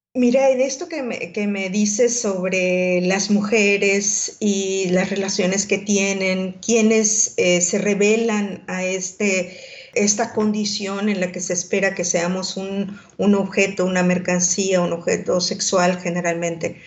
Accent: Mexico; also born or lived in Mozambique

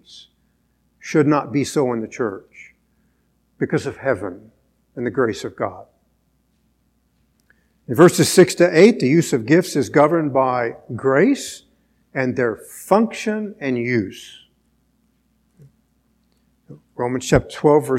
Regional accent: United States; as American Christians

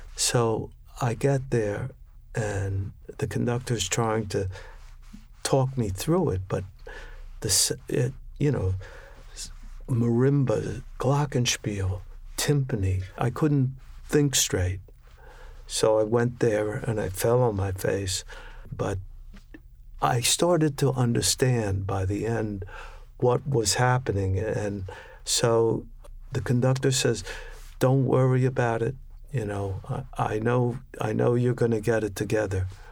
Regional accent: Washington, District of Columbia, United States; I grew up in Washington, D C.

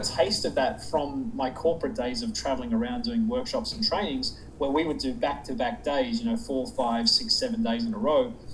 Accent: Sydney, New South Wales, Australia; moved away as an adult; now in United States; I'm actually from south of there. I'm from Sydney

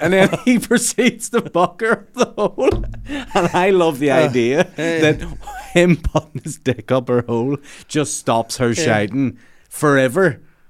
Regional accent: Northern Ireland, United Kingdom; I say we, I had nothing to do with the production, but because we're from Northern Ireland, I'm

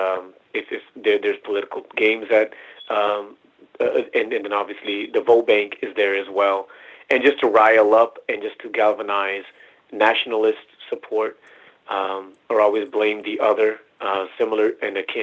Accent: Punjab, India; now in Dallas, United States; I was born in Punjab, which is the, I guess, the origin of the Sikh faith. It's in the border of, Northwest India.

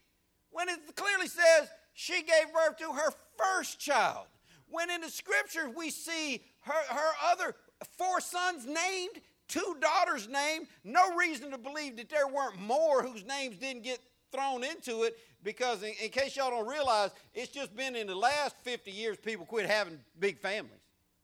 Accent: Louisiana, United States; We're from Louisiana. You know why people in Louisiana have lots of babies?

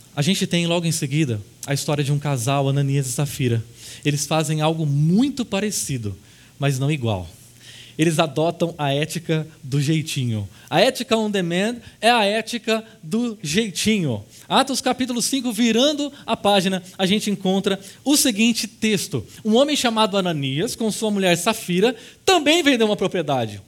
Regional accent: Brazil; como brasileiros

